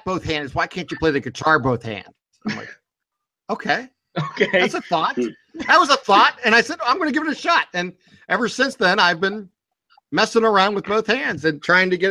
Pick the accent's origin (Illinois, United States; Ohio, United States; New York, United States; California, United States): Ohio, United States; Boardman; I am born and raised in Borman, Ohio